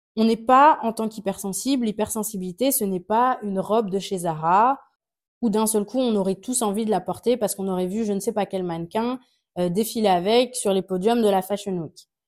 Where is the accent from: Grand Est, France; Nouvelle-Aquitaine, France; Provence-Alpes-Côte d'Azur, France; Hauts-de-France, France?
Grand Est, France; Alsace; je viens d'Alsace